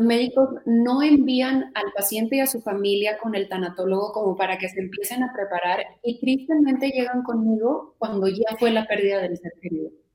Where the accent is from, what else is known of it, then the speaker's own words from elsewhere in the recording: Mexico; como mexicanos o como latinos